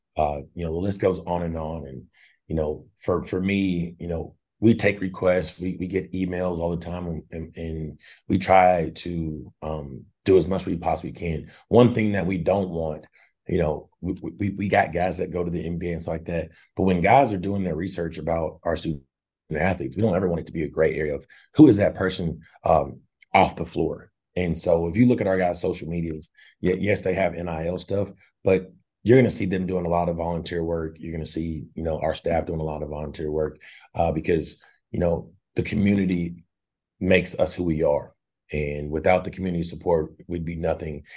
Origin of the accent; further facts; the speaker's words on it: Fayetteville, Arkansas, United States; I'm a Fayette, Arkansas native